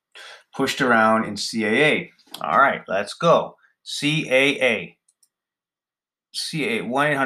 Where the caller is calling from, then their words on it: Nova Scotia, Canada; I'm calling from Nova Scotia, Canada